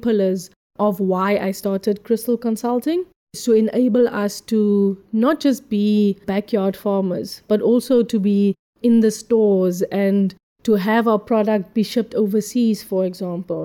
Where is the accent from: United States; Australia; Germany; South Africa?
South Africa; Ceres, Western Cape; Growing up in Ceres, amazing small town, grew up with single parents, single mother